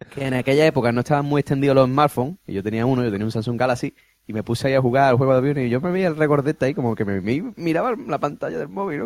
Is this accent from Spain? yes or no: yes; Spain; soy español